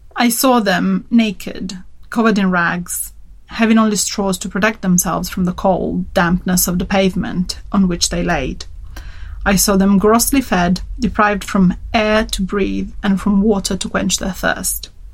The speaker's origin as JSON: {"language": "English", "town": "Turin", "region": "Piedmont", "country": "Italy", "tie": "born or raised there", "said": "my my hometown Turin, northern Italy."}